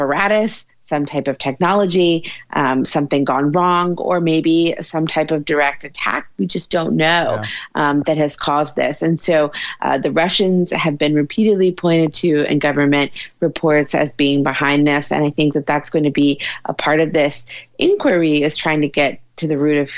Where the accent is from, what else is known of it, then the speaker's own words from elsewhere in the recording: Louisiana, United States; moved away; my home state of Louisiana